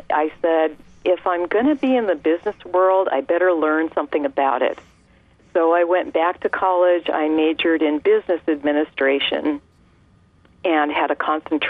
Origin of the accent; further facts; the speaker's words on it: California, United States; I was born and raised in California.